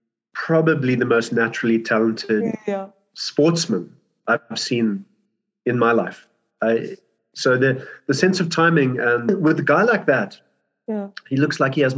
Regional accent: Birmingham, West Midlands, United Kingdom; also born or lived in South Africa; So I was born in South Africa, but we moved to England. My dad got a job in Birmingham, and we moved as a family, and we were living in this farmhouse.

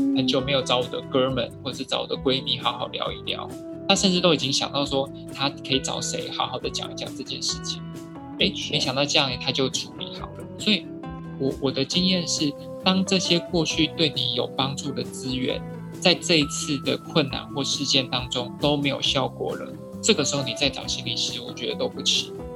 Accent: Taiwan; 我们台湾人

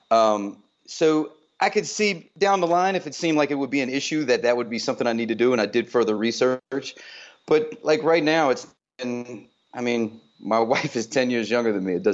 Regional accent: Newport News, Virginia, United States; also born or lived in Long Island, United States; Uh, I'm originally from Long Island, New York, uh, but I was uh-huh. raised a lot in um, in Virginia, Newport News, Virginia.

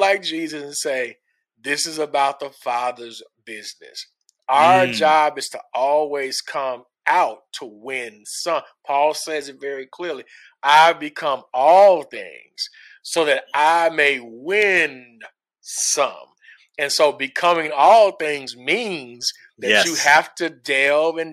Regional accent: Little Rock, Arkansas, United States; I'm from Little Rock, Arkansas

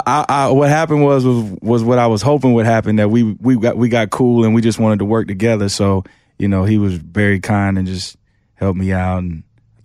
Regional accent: Memphis, Tennessee, United States; also born or lived in Atlanta / Michigan; I tell people I grew up in Memphis because that was like my main formative years, but, you know, outside of Memphis, outside Atlanta, we're in this small little town in Michigan.

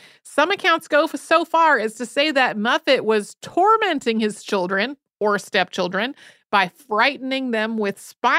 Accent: Austin, Texas, United States; I'm originally from Texas, nowhere near Texarkana

